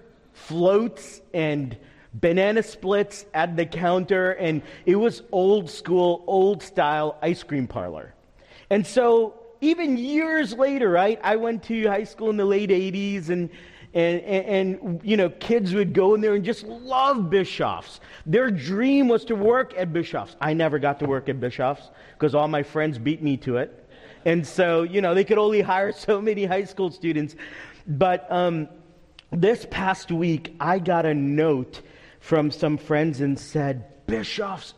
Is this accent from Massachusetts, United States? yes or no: no; Teaneck, New Jersey, United States; When I was growing up in Teaneck, New Jersey, 15 minutes outside of New York City